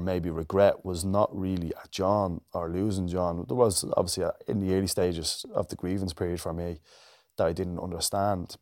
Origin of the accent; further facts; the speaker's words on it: Dublin, Leinster, Ireland; growing up in Ballymun.